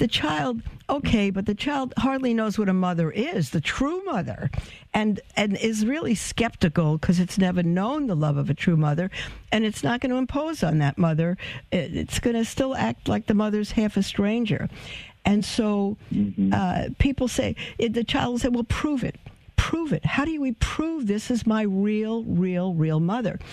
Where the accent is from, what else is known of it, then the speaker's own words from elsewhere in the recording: New York City, New York, United States; I'm from Brooklyn